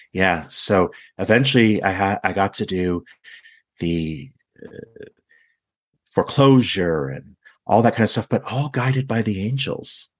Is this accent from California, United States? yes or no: yes; Laguna Beach, California, United States; I'm from Laguna Beach